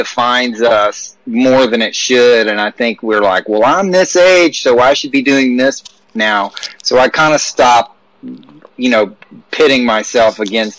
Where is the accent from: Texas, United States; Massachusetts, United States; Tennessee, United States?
Tennessee, United States; Nashville; I grew up in Nashville.